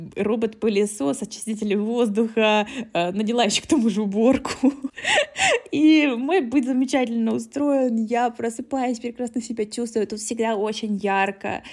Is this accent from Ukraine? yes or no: no; Krasnodar, Krasnodar Krai, Russia; moved away as an adult; also born or lived in Moscow, Russia / Prague, Czech Republic; now in Germany; мы из Краснодара